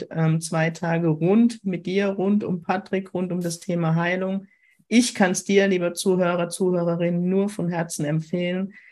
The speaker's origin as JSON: {"language": "German", "country": "Germany", "accent": "Kurpfälzisch", "said": "ob du meinen Kurpfälzisch, meinen Dialekt verstehst. Ich versuche immer einigermaßen Hochdeutsch zu reden, wenn ich in der Schweiz bin."}